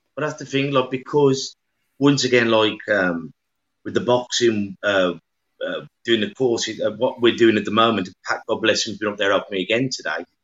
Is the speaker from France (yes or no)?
no; Black Country, West Midlands, United Kingdom; accent: yam yam; we're yam yams from the Black Country